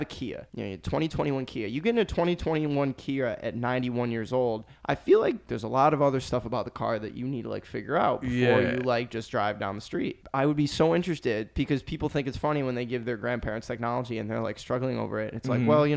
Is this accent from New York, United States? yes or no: yes; Canandaigua, New York, United States; moved away as an adult; now in Fredonia, United States; my hometown in Canandaigua is a much bigger town than Fredonia